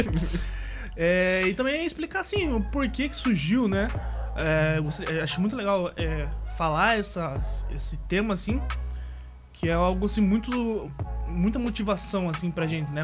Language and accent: Portuguese; Paranaguá, Paraná, Brazil; Sou natural aqui de Paranaguá mesmo, litoral do Paraná